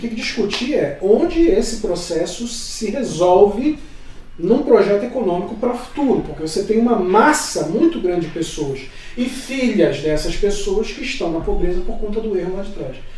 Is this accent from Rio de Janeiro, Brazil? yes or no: yes; Rio de Janeiro, Brazil; inclusive no subúrbio do Rio de Janeiro, de onde eu venho. Inclusive, os primeiros sinais de política que eu vi na década de 80 foi por conta do PDT